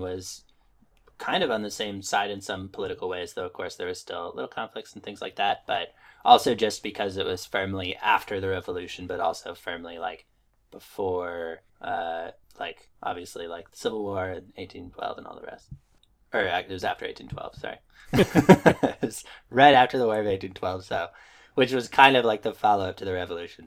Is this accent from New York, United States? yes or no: yes; upstate New York, United States; born or raised there